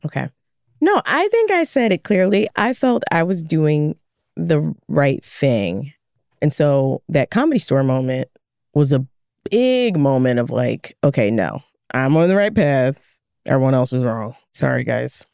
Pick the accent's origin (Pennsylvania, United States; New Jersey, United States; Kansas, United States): Pennsylvania, United States; Philadelphia; born or raised there